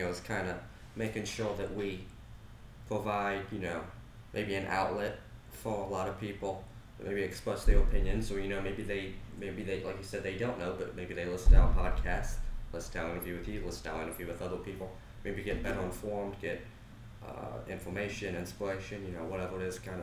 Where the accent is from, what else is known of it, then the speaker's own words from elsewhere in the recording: Blacksburg, South Carolina, United States; we're both from Blacksburg